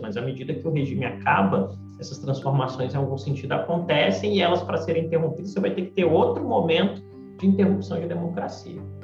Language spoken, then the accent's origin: Portuguese; Brasília, Federal District, Brazil; nascido e criado em Brasília